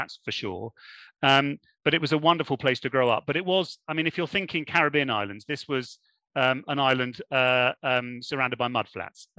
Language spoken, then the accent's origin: English; Germany; now in United Kingdom; I was born in Germany and moved around within Germany for quite a long period of time before eventually coming back to the UK.